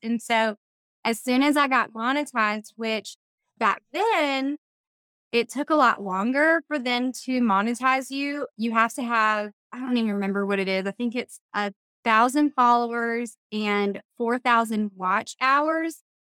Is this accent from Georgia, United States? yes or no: yes; middle Georgia, United States; also born or lived in Valdosta, Georgia / Savannah area, Georgia; I grew up in middle Georgia